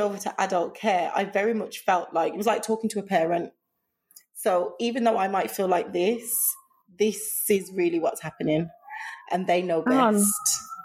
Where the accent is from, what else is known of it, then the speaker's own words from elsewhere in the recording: Birmingham, West Midlands, United Kingdom; I grew up in Birmingham